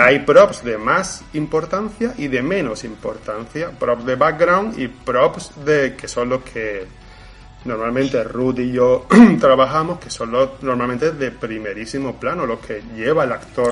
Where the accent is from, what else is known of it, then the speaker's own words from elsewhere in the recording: Montequinto, Andalusia, Spain; yo soy de Montequinto